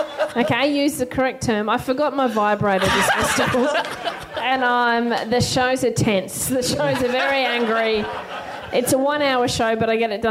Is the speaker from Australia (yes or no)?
yes; Queensland, Australia; I'm from Queensland